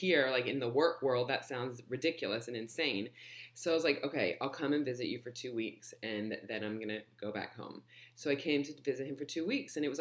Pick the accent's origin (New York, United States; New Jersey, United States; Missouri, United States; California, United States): California, United States; Los Angeles; also born or lived in London; moved to LA when I was just a baby